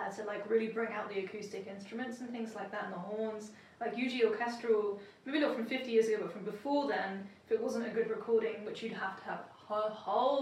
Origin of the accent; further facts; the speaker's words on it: London, United Kingdom; I was born in South London